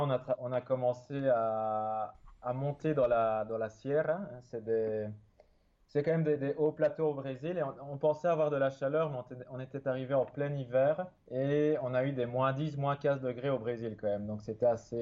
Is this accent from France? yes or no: no; Belgium; je suis né en Belgique, euh, dans la campagne. J'ai toujours vécu euh, près de la forêt